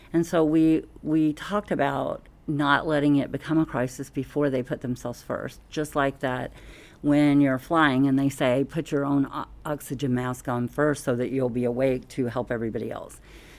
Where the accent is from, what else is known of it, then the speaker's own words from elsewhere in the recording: Southern US, United States; Oh, thank you. Well, you know, I'm from the South. We sure can talk down there.